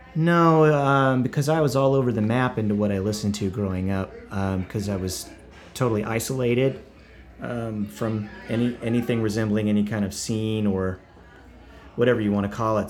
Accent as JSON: {"language": "English", "town": "Buffalo Valley", "region": "Oklahoma", "country": "United States", "tie": "born or raised there", "also_born_or_lived": "Tulsa, Oklahoma / Broken Arrow, Oklahoma", "moved": "as an adult", "lives_now": "Nashville, United States", "said": "Buffalo Valley is where I grew up"}